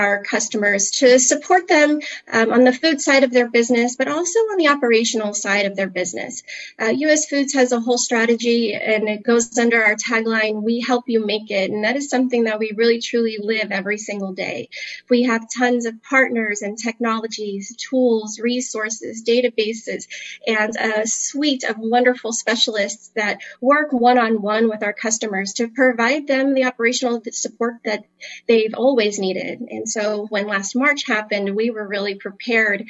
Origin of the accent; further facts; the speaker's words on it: Miami, Florida, United States; moved away as an adult; now in Kansas City, United States; I am actually from Miami, Florida, originally, and I have grown up in this industry